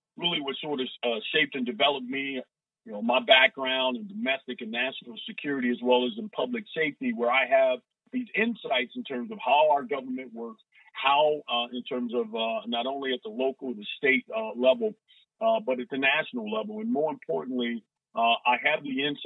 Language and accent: English; Cincinnati, Ohio, United States; I was born in Avondale. Spent my formative years in the West End, what I call considered the gym of the West End in Parktown, and moved from Parktown back to Avondale, in which I graduated from Hughes High School